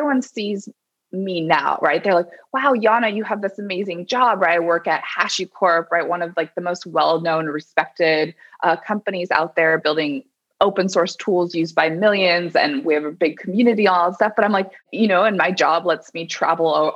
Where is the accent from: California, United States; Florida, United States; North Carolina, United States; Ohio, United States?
California, United States; Berkeley; also born or lived in Colorado; I grew up in Berkeley, California